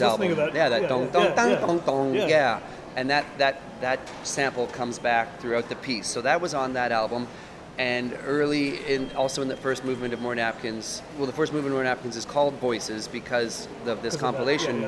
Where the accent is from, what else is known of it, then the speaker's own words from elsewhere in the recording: Portage la Prairie, Manitoba, Canada; I grew up in Portage la Prairie